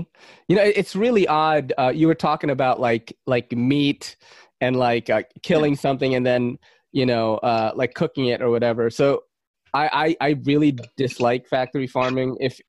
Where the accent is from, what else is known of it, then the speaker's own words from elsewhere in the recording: Philippines; now in New York City, United States; look, I'm from Manny Pacquiao country. I'm not Chinese. But Manny Pacquiao, the boxer.